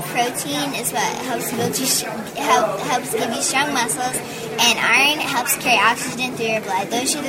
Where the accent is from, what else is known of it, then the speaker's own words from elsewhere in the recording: King City, Missouri, United States; I'm from King City, Missouri, and me and my family, I have 2 brothers, and we have a commercial Angus farm